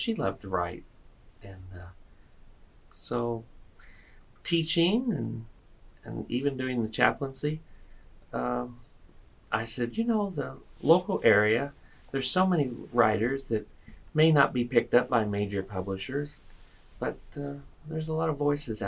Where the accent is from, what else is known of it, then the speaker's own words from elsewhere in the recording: Vincennes, Indiana, United States; Well, I'm a native of Vincennes, Indiana, and that's where I grew up.